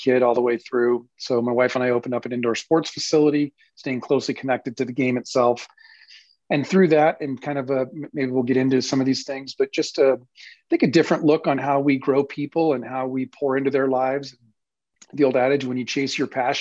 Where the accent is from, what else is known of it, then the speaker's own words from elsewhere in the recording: Southern California, United States; moved away as an adult; now in Michigan, United States; I'm originally from Southern California, grew up out there, born and raised